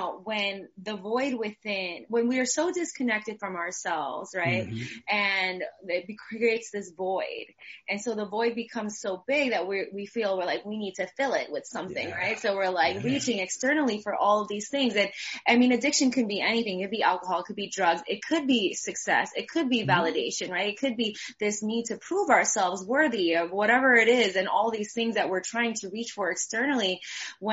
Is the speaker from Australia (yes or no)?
no; New York, United States; moved away as an adult; now in San Diego, United States; I'm from New York originally, so I'm from the land of the hustle